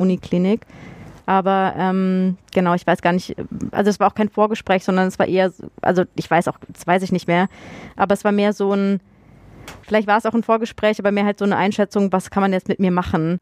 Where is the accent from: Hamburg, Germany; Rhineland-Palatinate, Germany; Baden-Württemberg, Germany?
Baden-Württemberg, Germany; Freiburg; moved away; also born or lived in Munich / Fulda / Darmstadt; ich komme ja ursprünglich aus Freiburg